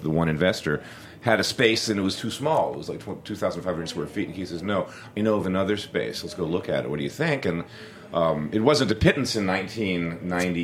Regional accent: Philadelphia, Pennsylvania, United States; moved away as an adult; now in New York, United States; I grew up in Philly, so I was in the kitchens in Philadelphia

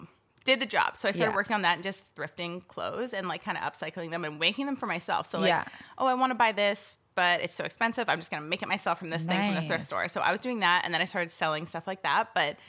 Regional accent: Chilliwack, British Columbia, Canada; also born or lived in Yarrow / Kelowna; I was born in Chilliwack, and I lived there for like quite a while, but I also moved around a lot.

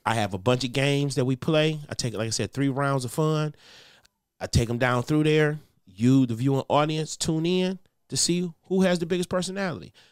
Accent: Detroit, Michigan, United States; I grew up with gospel. I'm from Detroit.

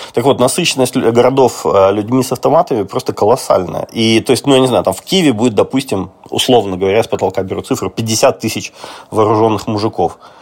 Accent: Russia; now in Lviv, Ukraine; я вот из России

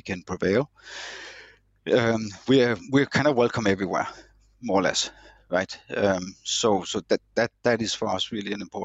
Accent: Denmark; our Danish DNA

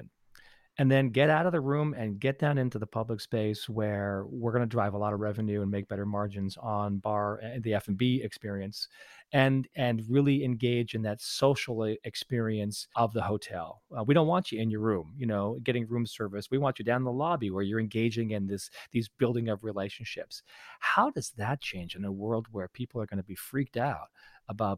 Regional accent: Canada; now in United States; I'm a Canadian, and I moved by choice to the U.S.

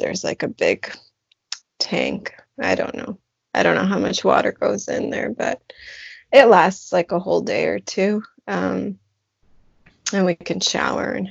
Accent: Edmonton, Alberta, Canada; also born or lived in Leduc, Alberta / Ottawa; now in Beaufort, Canada; I lived in Edmonton for most of my

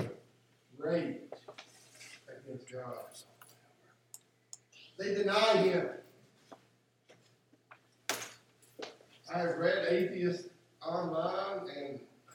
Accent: West Virginia, United States; I grew up in West Virginia for a good part of my life.

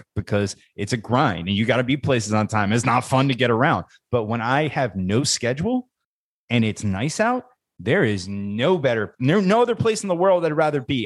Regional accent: New Jersey, United States; I'm from New Jersey. I'm a bridge and tunnel crowd

